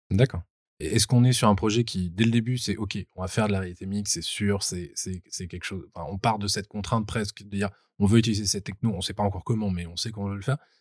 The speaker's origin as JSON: {"language": "French", "town": "Bordeaux", "region": "Nouvelle-Aquitaine", "country": "France", "tie": "born or raised there", "said": "à Bordeaux, qui est ma région natale"}